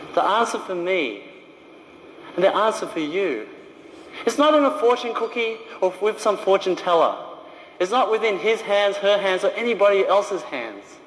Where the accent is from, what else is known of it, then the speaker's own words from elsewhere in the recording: Australia; moved away as an adult; also born or lived in China; I was a little Chinese boy growing up in Australia